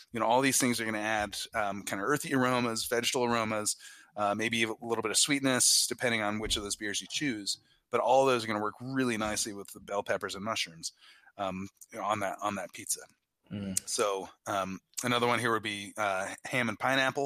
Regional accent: New Jersey, United States; also born or lived in Belgium; I was born in New Jersey

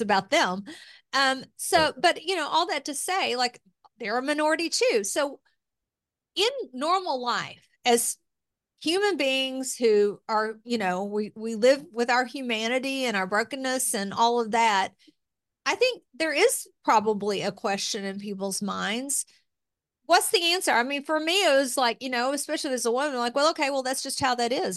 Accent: Appalachia, United States; accent: Southern; moved away as an adult; also born or lived in Tennessee / Kentucky / Washington; I grew up in Appalachia

